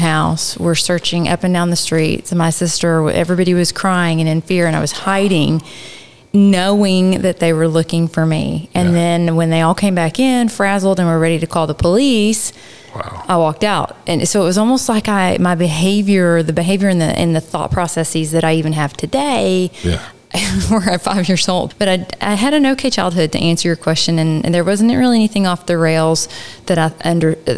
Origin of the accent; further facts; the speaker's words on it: Arlington, Texas, United States; accent: East Texas; I've come out of Dallas-Fort Worth and I was born in Arlington.